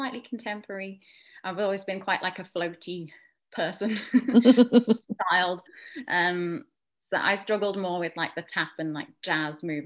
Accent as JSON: {"language": "English", "area": "a little town outside of Birmingham", "region": "West Midlands", "country": "United Kingdom", "tie": "born or raised there", "said": "I'm from Warsaw, which is a little town outside of Birmingham in the UK. And I started dancing there when I was 3 years old"}